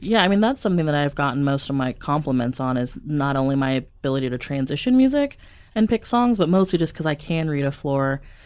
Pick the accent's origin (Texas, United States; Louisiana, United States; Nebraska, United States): Nebraska, United States; Omaha; I'm born and raised Omaha